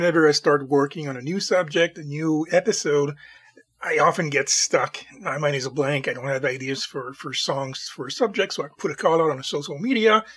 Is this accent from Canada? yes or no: yes; Montreal, Quebec, Canada; I'm from the Montreal area, the French part of the, the country.